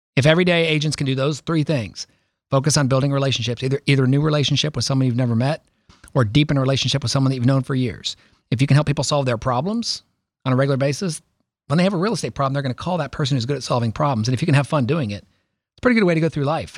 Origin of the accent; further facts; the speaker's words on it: Columbus, Ohio, United States; also born or lived in Billings, Montana / Ithaca, New York; moved us to Columbus in early seventies. I was born in Montana, my brother was born in Montana, my younger brother's born in Ithaca, New York, and then we moved to Columbus. So I grew up